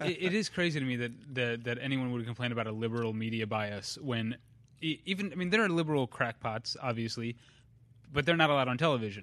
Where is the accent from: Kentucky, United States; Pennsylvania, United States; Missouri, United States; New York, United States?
Missouri, United States; I'm from Missouri